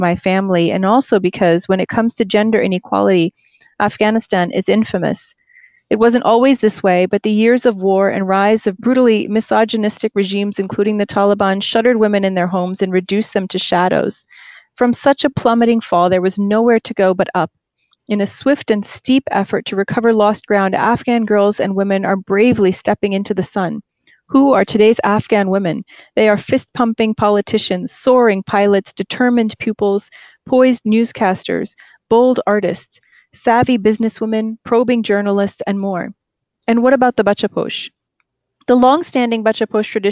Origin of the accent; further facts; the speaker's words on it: United States; also born or lived in Queens, New York / New Jersey / upstate New York / Brooklyn; I was born and raised in the United States